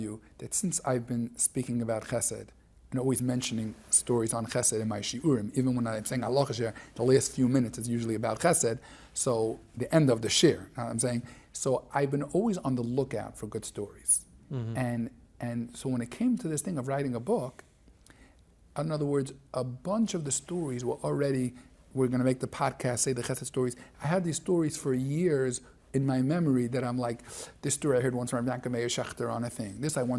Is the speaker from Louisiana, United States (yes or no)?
no; New York City, New York, United States; moved away as an adult; also born or lived in Israel; now in Lakewood, United States; I grew up in Flatbush, and it was gewaldic, the Chaim Berlin elementary years.